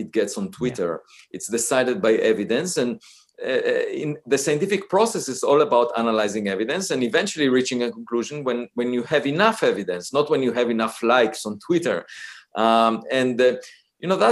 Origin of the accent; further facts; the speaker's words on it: Israel; moved away; I grew up in Israel